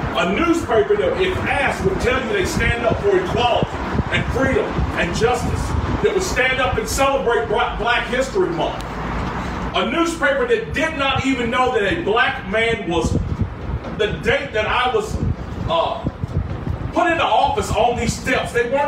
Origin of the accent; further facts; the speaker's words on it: Greensboro, North Carolina, United States; celebrate February 1st down in my hometown of Greensboro